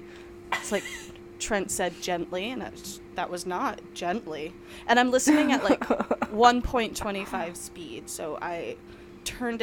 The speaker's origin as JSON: {"language": "English", "region": "New York", "country": "United States", "said": "I'm from New York."}